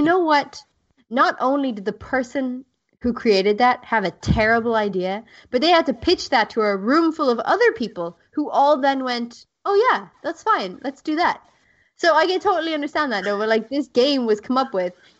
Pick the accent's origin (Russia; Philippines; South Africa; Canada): South Africa; I grew up in South Africa